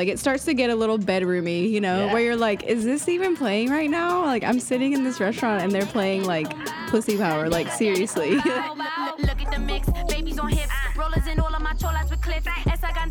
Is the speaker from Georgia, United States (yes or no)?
yes; Georgia, United States; Because I grew up in the South and I've had grits like a million times. I've had like my auntie's grits, my grandma's, like everybody makes grits in the South